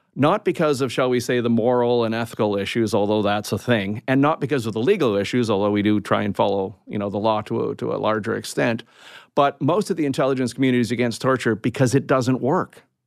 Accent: Canada; I'm a Canadian

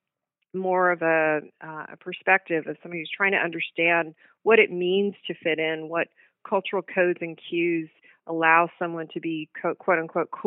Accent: Texas, United States; also born or lived in New York; When I was 8 years old, I moved to Texas

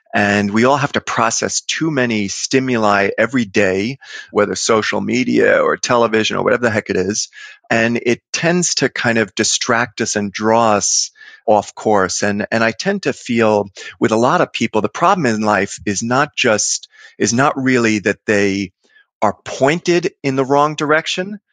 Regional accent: New York City, New York, United States; I grew up in Queens, you know, lower middle class New York streets

